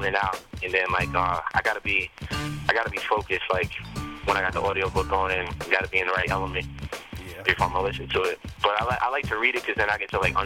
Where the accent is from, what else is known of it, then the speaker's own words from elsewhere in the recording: Westchester, New York, United States; also born or lived in Bronx, New York; I'm from New York. I was born in the Bronx, but I grew up in Westchester